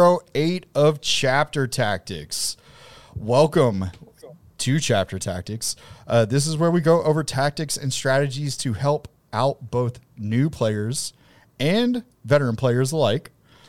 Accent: the South, United States; accent: southern; Yeah, it's my accent.

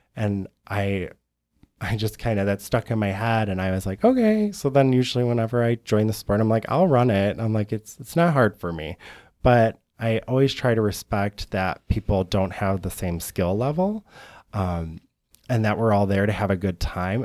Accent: Algonac, Michigan, United States; now in Chicago, United States; I was on the east side in Algonac, very small town

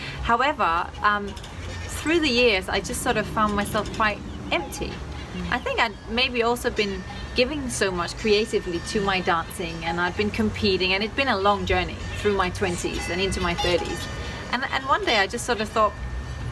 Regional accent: Denmark; accent: Danish twang; now in Los Angeles, United States

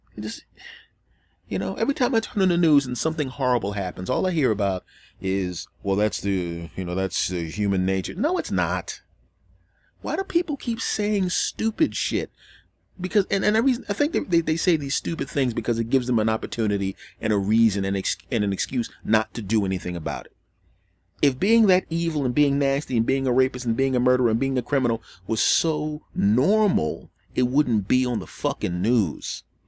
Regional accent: Northeast, United States; I grew up in the Northeast and it's a more liberal area

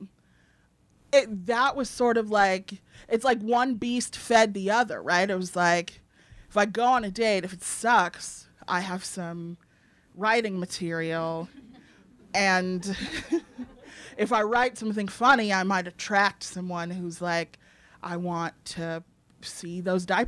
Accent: Evanston, Illinois, United States; I grew up in like public school

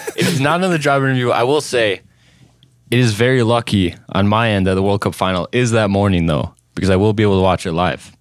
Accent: Little Falls, Minnesota, United States; I grew up in Little Falls, Minnesota, uh, so a small town right in central Minnesota.

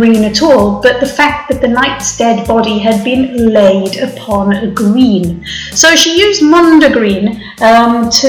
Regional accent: Wales, United Kingdom; I'm Welsh

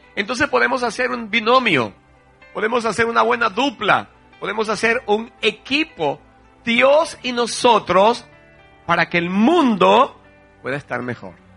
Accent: Venezuela; En Venezuela decimos cola

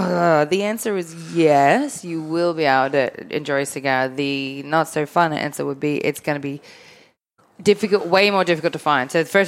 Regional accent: Melbourne, Victoria, Australia; born or raised there

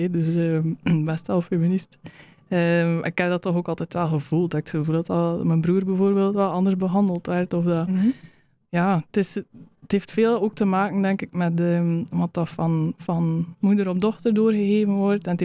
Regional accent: West Flanders, Belgium; Ehm, de West-Vlaamse opvoeding dat ik meegekregen heb, dat zit er allemaal, allemaal een beetje in.

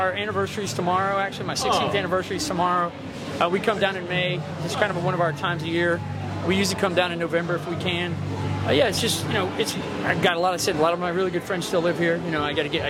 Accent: Pensacola, Florida, United States; moved away as an adult; also born or lived in Key West, United States; now in Washington, D.C., United States; I live in Washington, D.C. I'm originally from Pensacola, and I did a little time in Key West from 98 to 05, and that's how I ended up down here.

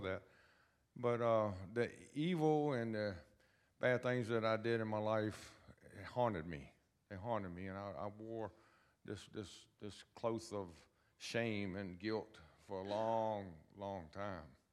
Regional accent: Lynchburg, Virginia, United States; I was born and raised in Lynchburg, Virginia

